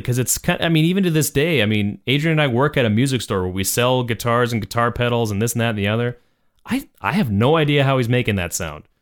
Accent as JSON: {"language": "English", "country": "Canada", "said": "we were Canadian, we love being Canadian"}